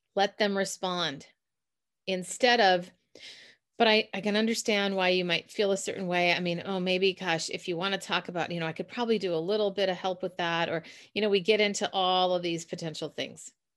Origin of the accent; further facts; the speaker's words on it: Minnesota, United States; accent: Minnesota; my Minnesota accent